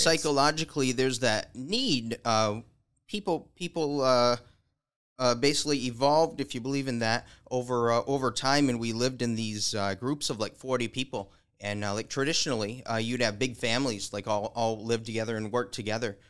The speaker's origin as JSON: {"language": "English", "town": "Caledonia", "region": "Michigan", "country": "United States", "tie": "born or raised there", "said": "I was born in Caledonia on a dairy farm"}